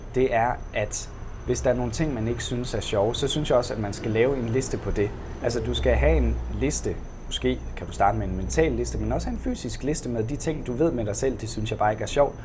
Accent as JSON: {"language": "Danish", "country": "Denmark"}